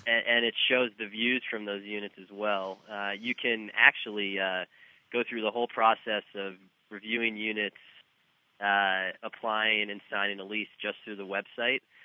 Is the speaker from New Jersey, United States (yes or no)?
yes; New Jersey, United States; moved away as an adult; also born or lived in New York City; now in Kansas City, United States; I grew up in New Jersey